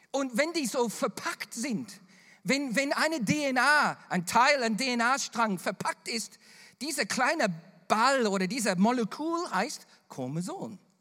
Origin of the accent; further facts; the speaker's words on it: Australia; accent: Bavarian; German is a second language; moved away; also born or lived in Bavaria; mein australischer Humor